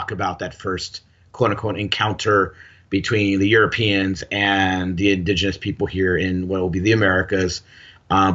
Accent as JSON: {"language": "English", "town": "Gardena", "region": "California", "country": "United States", "tie": "born or raised there", "said": "I grew up in Gardena, which is, South L.A. So I grew up in the L.A. area and used to diversity"}